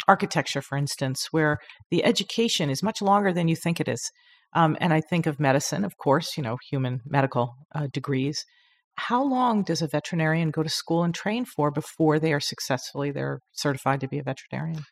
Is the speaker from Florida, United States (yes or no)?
no; Long Island, New York, United States; I'm from Long Island